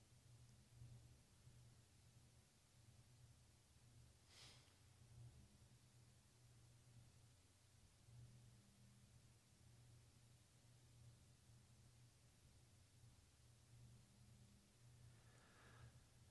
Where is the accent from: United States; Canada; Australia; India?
Australia; moved away as an adult; I'm an Aussie